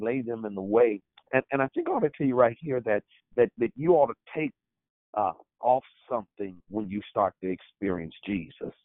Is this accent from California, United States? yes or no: yes; Oakland, California, United States; I am from Oakland, California